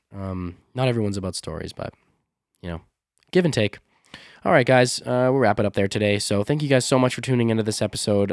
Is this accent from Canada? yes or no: yes; Canada; accent: North American, Canadian, Midwest; my accent, like m, uh, my North American, Canadian, uh, Midwest sort of accent is so flat.